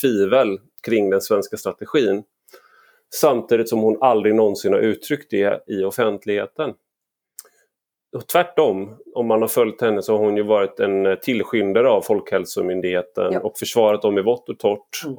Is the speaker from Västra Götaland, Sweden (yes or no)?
yes; Gothenburg, Västra Götaland, Sweden; jag är göteborgare i grunden